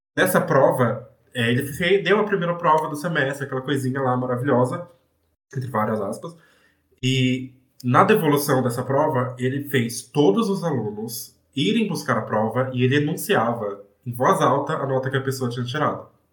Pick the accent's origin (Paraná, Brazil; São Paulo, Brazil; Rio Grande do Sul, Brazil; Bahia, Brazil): São Paulo, Brazil; Eu sou de Guaianazes, eu cresci e vivi em Guaianazes, eu ainda vivo em Guaianazes